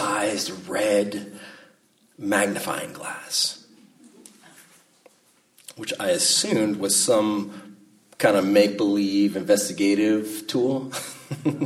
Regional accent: Monterey Peninsula, California, United States; I grew up in the Monterey Peninsula, Salinas, Monterey, Carmel, and Pacific Grove area

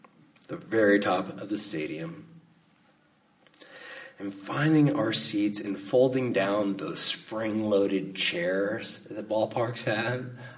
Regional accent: Salinas, California, United States; was growing up in Salinas

